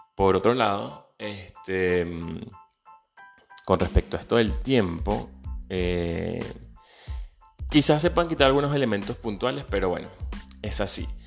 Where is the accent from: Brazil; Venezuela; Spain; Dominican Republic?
Venezuela; moved away; Soy venezolano, emigrante.